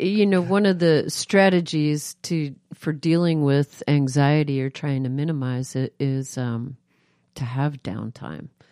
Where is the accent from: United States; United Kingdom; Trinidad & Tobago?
United States; New York; now in Moscow, Idaho, United States; I grew up East Coast urban, I grew up in New York